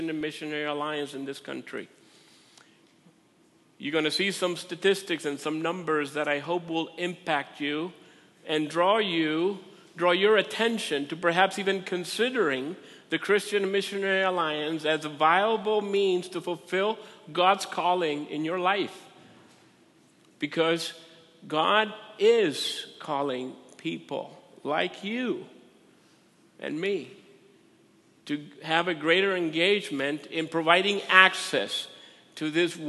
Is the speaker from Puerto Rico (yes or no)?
yes; Puerto Rico; also born or lived in Minnesota; now in United States; I'm from Puerto Rico.